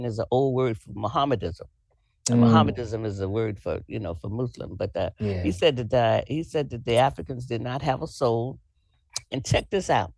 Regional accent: Florida, United States; Florida, that's my home state

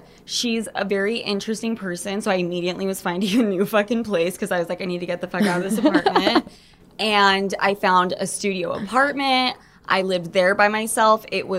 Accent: Draper, Utah, United States; moved away as an adult; also born or lived in New York; I grew up in Salt Lake City, Draper.

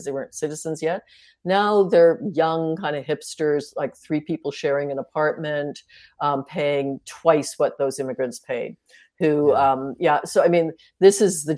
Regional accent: Toronto, Ontario, Canada; the house I grew up in on Bedford Road, my parents ran as a rooming house back then, is now three luxury condos

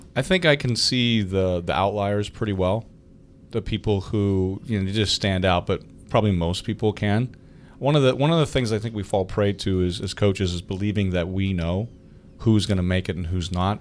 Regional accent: Clarion, Pennsylvania, United States; I went to Clarion University, my hometown university

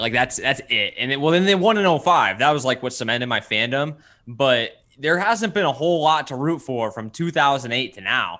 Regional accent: Bloomington, Illinois, United States; moved away as an adult; also born or lived in Wisconsin / Columbia, Missouri / Michigan; now in St. Louis, United States; born and raised in Bloomington, Illinois

